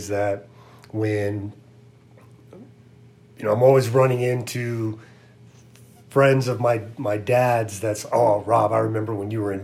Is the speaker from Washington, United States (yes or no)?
no; Santa Rosa, California, United States; I grew up in Santa Rosa, California